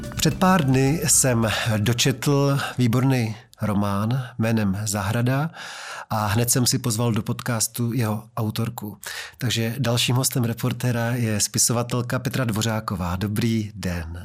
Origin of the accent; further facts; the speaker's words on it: Prostějov, Olomouc Region, Czechia; já jsem uh, měl dětství eh, v Prostějově